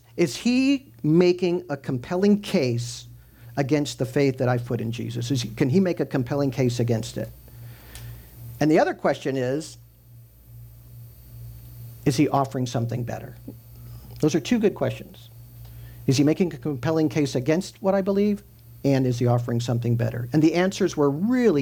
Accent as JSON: {"language": "English", "region": "Midwest", "country": "United States", "tie": "born or raised there", "said": "I grew up in the Midwest"}